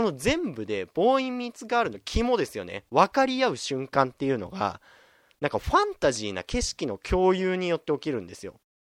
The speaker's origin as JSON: {"language": "Japanese", "region": "Fukushima", "country": "Japan", "tie": "born or raised there", "said": "僕、福島県出身"}